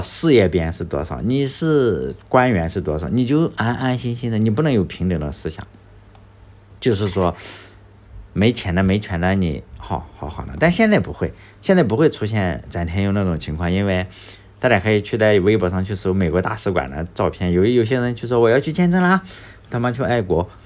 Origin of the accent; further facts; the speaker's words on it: Laiwu, Shandong, China; 我是莱芜这个地方， 而且莱芜它还分农村户口